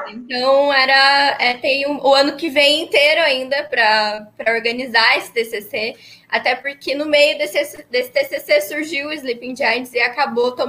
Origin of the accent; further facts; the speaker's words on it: Ponta Grossa, Paraná, Brazil; a gente nasceu é, em Ponta Grossa mesmo, vivemos a vida inteira lá